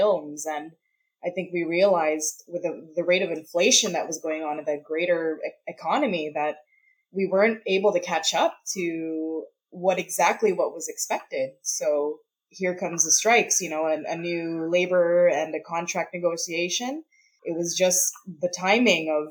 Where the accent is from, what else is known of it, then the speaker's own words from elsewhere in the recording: Canada; I'm not in the US. I'm a Canadian filmmaker and a Canadian performer